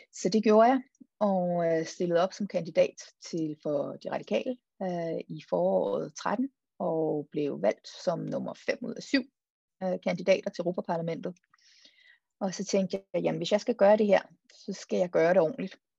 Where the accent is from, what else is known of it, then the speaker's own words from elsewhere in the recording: Denmark; also born or lived in Copenhagen, Denmark / Marseille, France / Brussels, Belgium; nød at være hjemme i et semester